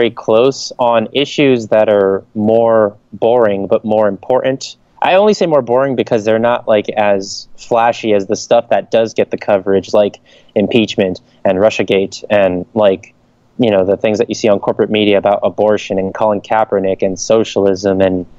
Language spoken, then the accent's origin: English; United States; as an American